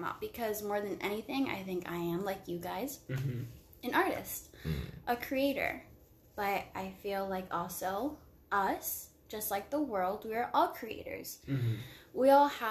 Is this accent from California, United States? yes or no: yes; Long Beach, California, United States; I'm from Long Beach